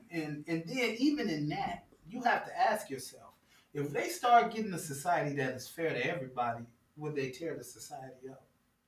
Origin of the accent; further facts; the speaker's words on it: Chicago, Illinois, United States; Like, I'm from the Midwest.